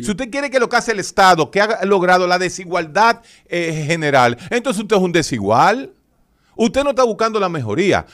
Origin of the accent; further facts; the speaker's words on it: Dominican Republic; a mí como dominicano